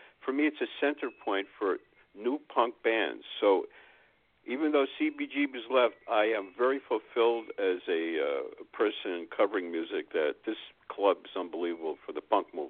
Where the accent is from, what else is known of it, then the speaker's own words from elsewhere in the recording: New York, United States; I just want to say something that I feel myself as a New Yorker.